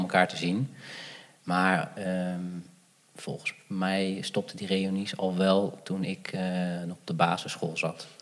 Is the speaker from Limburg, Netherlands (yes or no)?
no; Gouda, South Holland, Netherlands; also born or lived in Sri Lanka; Ik ben opgegroeid in Gouda.